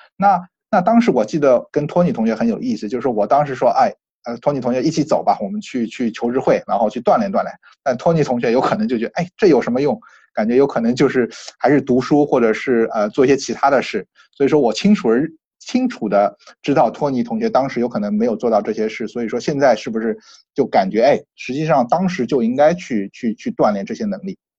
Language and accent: Chinese; China; now in United States; 我们中国人